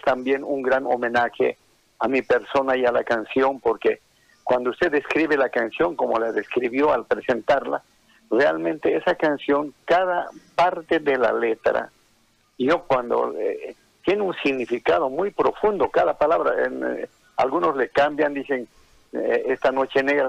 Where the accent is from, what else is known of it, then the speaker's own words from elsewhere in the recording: Oruro, Bolivia; accent: colla; now in Santa Cruz, Bolivia; mi acento netamente colla, ¿no? y me siento orgulloso de, de, de, ser orureño